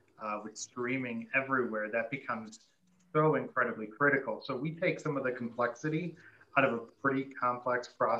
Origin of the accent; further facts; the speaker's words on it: Detroit, Michigan, United States; I'm from Detroit